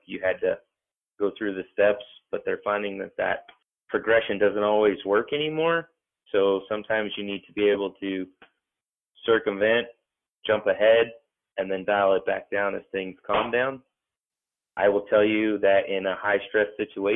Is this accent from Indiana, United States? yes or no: no; Texas, United States; now in Nevada, United States; I grew up in Texas and I consider myself to be a transplant in Nevada, but this is what we're calling home.